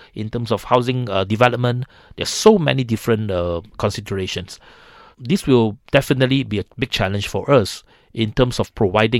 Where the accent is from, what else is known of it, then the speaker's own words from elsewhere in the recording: Seremban, Negeri Sembilan, Malaysia; I'm from Seremban. I'm a Seremban boy.